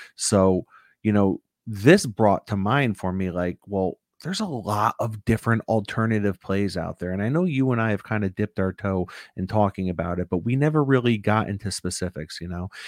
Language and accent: English; United States; as an American